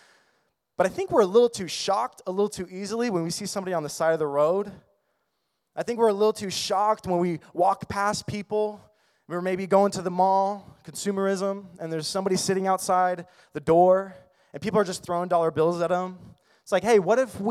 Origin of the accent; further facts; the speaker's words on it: United States; as American Christians